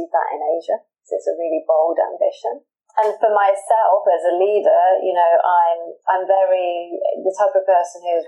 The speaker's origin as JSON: {"language": "English", "country": "United Kingdom", "moved": "as an adult", "lives_now": "Singapore", "said": "I'm originally from the UK, which I think you can tell from my accent."}